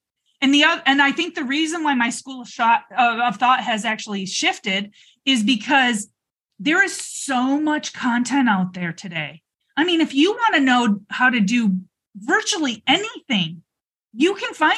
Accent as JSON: {"language": "English", "region": "Michigan", "country": "United States", "moved": "yes", "lives_now": "Arizona, United States", "said": "I'm from Michigan"}